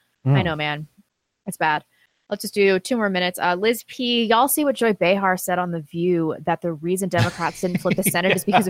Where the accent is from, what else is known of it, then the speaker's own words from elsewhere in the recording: Paradise, California, United States; My aunt lost her house. I'm from Paradise. 95% of the town is gone.